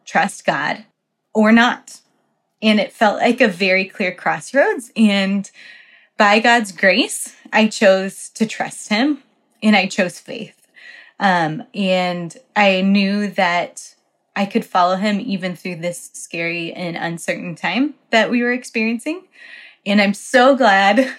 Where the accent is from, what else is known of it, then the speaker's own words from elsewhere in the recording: Colorado, United States; moved away as an adult; also born or lived in Poland; my church where I grew up in Colorado supported JV missionaries.